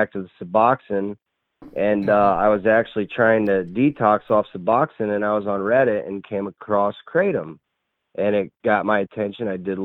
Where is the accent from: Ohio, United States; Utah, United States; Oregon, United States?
Ohio, United States; I'm from Ohio. I'm still here in Ohio, northern part